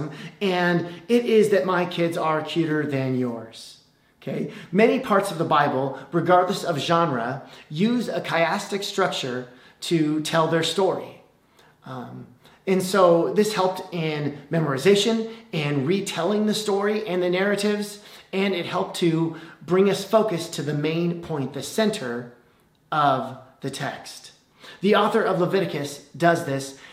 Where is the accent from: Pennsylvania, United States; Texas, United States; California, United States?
California, United States; also born or lived in Illinois; When I was a kid, we moved from Illinois to California in 1989. I was 8 years old